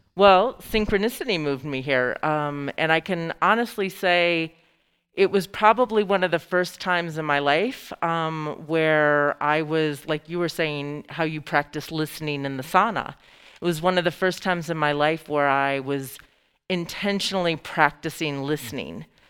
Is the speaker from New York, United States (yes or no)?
yes; Lewiston, New York, United States; moved away; also born or lived in Boulder; I grew up on the Canadian border um, along the Niagara River